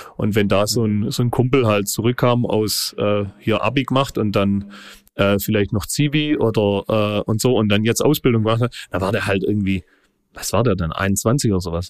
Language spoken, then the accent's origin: German; Reutlingen, Baden-Württemberg, Germany; accent: Swabian; ein Ortsteil von, von Reutlingen, Mittelstadt heißt es. Äh, ja, so Metzingen, ja, Metzingen, Reutlingen, zwar ein Ortsteil von, von, von, äh, von Reutlingen, aber sehr nah an Metzingen dran. Ja, und da bin ich äh, aufgewachsen